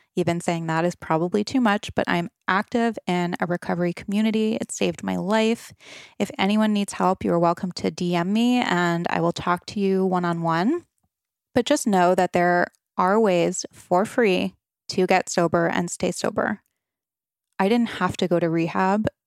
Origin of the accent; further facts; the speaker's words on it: Rhode Island, United States; I grew up on the East Coast, Rhode Island, to be exact